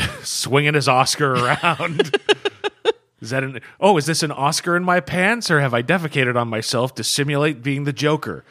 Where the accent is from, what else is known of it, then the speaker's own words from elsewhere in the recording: United States; as an American